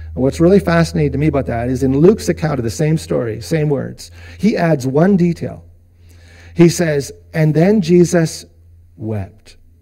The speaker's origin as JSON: {"language": "English", "town": "Vancouver", "region": "British Columbia", "country": "Canada", "tie": "born or raised there", "moved": "yes", "said": "we spent a lot of years in BC, and I grew up in Vancouver"}